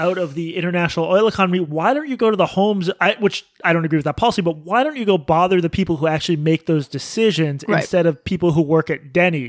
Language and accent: English; Boston, Massachusetts, United States; I'm from Boston. Oil keeps people alive.